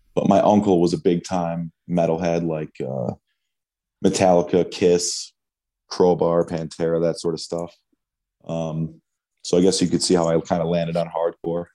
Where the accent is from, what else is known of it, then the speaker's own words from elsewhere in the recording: Auburn, New York, United States; I grew up in upstate New York, small city called Auburn